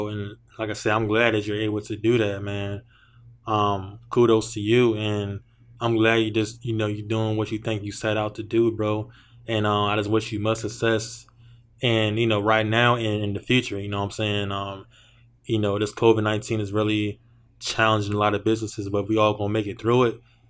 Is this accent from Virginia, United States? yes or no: yes; Virginia, United States; Like, you're from Detroit, I'm from Virginia.